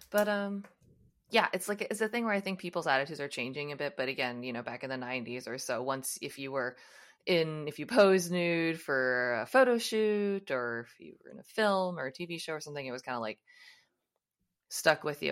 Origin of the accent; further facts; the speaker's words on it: United States; I'm from the United States